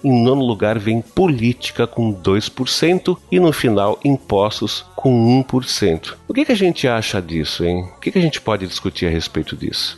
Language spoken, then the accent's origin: Portuguese; Brazil; nós brasileiros